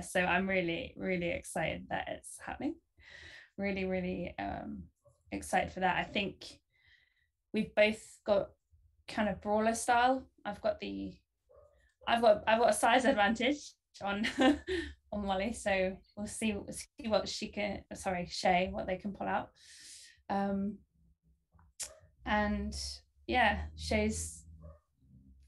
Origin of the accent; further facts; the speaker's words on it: United Kingdom; accent: British; moved away as an adult; now in Cleveland, United States; it's very much born and bred in the UK. Only been over here for a little bit.